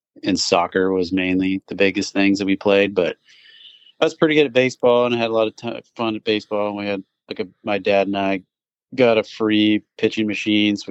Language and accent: English; Kirkland, Washington, United States; also born or lived in Mesa, Arizona; I was born in Mesa, Arizona, and pretty much moved when I was a pretty young child up to Washington, so been living in Washington, Kirkland, Washington for my whole life